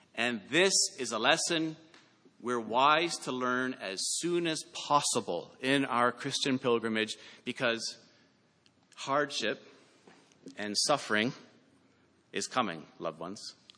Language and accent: English; Canada; I'm Canadian